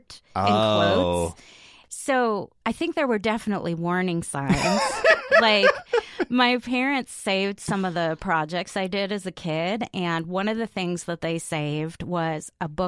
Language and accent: English; Chicago, Illinois, United States; moved away; I grew up in the suburbs on the southern side of the city, a little bit close to Indiana.